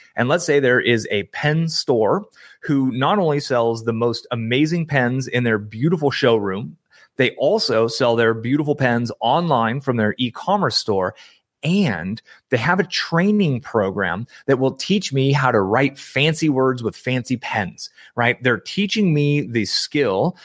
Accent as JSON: {"language": "English", "area": "San Francisco Bay Area", "region": "California", "country": "United States", "tie": "born or raised there", "said": "I grew up in the San Francisco Bay Area"}